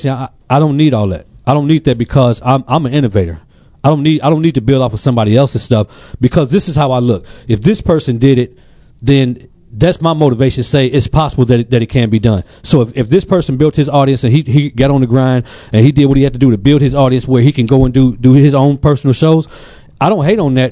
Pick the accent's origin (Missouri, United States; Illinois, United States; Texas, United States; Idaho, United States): Illinois, United States; moved away; I'm from the Midwest